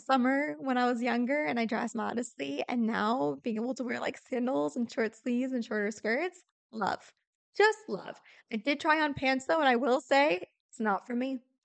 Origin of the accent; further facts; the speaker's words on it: St. Louis, Missouri, United States; first language English; how rooted we are in Saint Louis